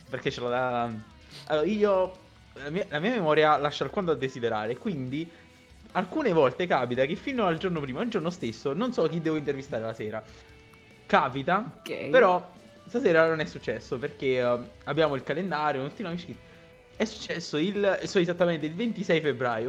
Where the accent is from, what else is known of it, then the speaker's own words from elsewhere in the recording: province of Salerno, Campania, Italy; Io sono in provincia di Salerno, però sono più vicino a Napoli che a Salerno.